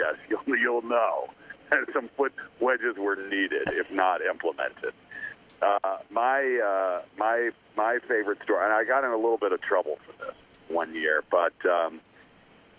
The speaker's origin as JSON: {"language": "English", "town": "Atlanta", "region": "Georgia", "country": "United States", "moved": "yes", "said": "I was originally from Atlanta"}